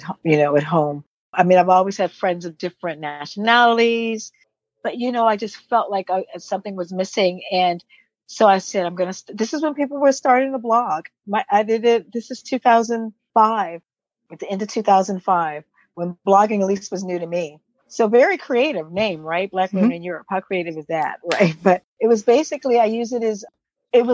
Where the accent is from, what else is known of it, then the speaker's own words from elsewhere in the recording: Washington, District of Columbia, United States; moved away as an adult; now in Sweden; I'm from Washington, D.C. and grew up in Washington, D.C. when it was called Chocolate City